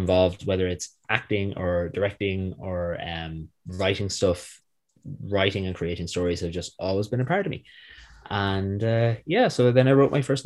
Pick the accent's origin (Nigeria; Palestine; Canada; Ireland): Ireland; Manorhamilton, Connacht; also born or lived in United States; we moved home and I've been here since. Growing up in North Leitrim in a small town called Manor Hamilton